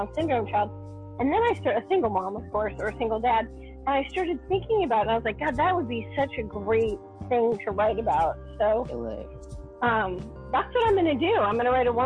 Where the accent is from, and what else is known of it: New York, United States; born or raised there